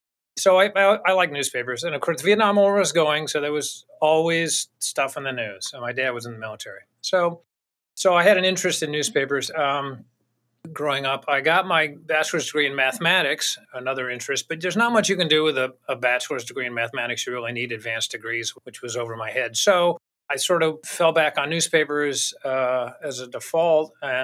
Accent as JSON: {"language": "English", "region": "Virginia", "country": "United States", "tie": "born or raised there", "also_born_or_lived": "Tennessee", "lives_now": "New Hampshire, United States", "said": "Tennessee, I grew up in Virginia, Tennessee, West Virginia, and then up in New Hampshire."}